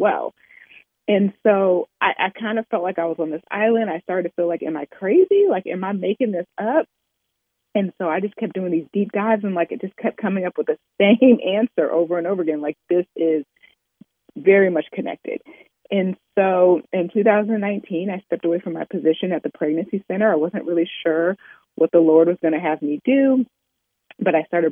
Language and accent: English; Oberlin, Ohio, United States; I grew up in Overland, Ohio, which is a stop on the Underground Railroad